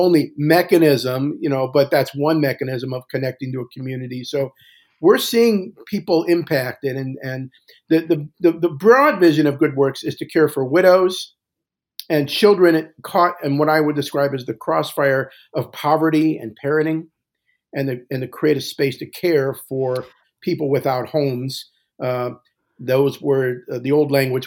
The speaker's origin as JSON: {"language": "English", "town": "Cleveland Heights", "region": "Ohio", "country": "United States", "tie": "born or raised there", "also_born_or_lived": "Centerville, Ohio", "said": "I grew up in the Jewish capital of Ohio, which at the time was Cleveland Heights"}